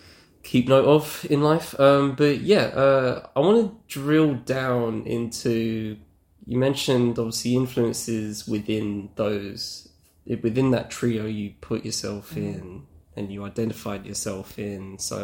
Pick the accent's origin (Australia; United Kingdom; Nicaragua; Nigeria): United Kingdom; being British in the time space you're talking about in terms of growing up, is, you know, that I vibed with a lot of that.